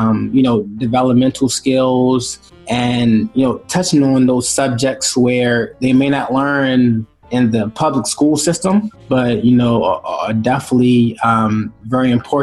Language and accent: English; Baltimore, Maryland, United States; moved away as an adult; now in Newark, Delaware, United States; we're from Baltimore